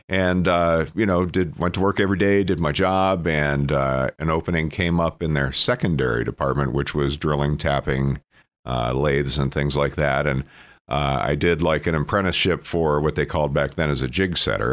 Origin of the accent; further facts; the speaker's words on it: Emporium, Pennsylvania, United States; I'm from Cameron County. I'm from Emporium